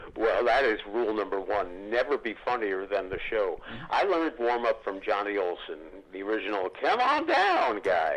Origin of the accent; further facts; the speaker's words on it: New York, United States; Growing up in New York, I could go down to 30 Rock